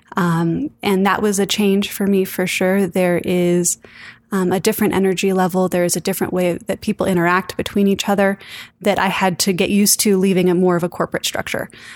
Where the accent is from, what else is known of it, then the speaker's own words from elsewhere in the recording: Santa Fe, New Mexico, United States; born and raised in Santa Fe, New Mexico